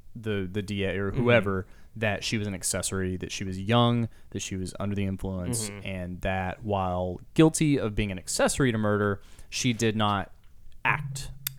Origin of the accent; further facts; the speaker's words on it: Andrews, Texas, United States; now in Austin, United States; I'm from Andrews